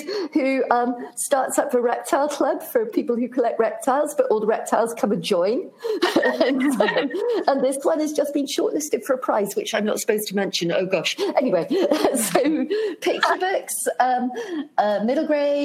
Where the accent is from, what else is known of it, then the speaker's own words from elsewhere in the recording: United Kingdom; being British